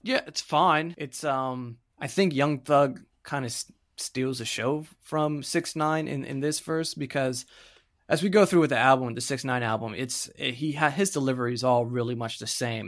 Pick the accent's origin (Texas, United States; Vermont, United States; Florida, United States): Florida, United States; I'm from Florida. I grew up there